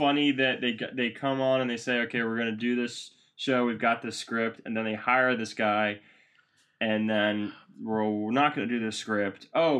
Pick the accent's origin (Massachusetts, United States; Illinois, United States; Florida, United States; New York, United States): Massachusetts, United States; Boston; You know, we're best friends from Boston.